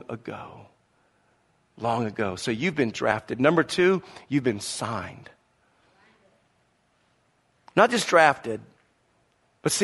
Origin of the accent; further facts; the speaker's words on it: the South, United States; growing up in the South with the Southeast Conference in college football